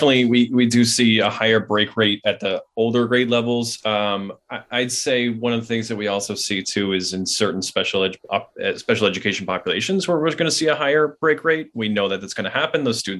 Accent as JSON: {"language": "English", "region": "Maine", "country": "United States", "said": "I'm from Maine."}